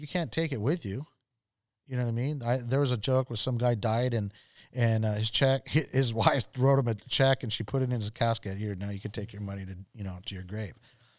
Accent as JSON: {"language": "English", "region": "Okinawa", "country": "Japan", "tie": "born or raised there", "said": "I grew up in Okinawa, Japan, lived there for almost 5 years. And most of my friends were Japanese."}